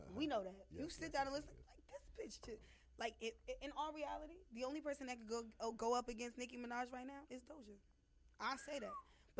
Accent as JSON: {"language": "English", "region": "New York", "country": "United States", "said": "just being a New Yorker, I gave her a hard time."}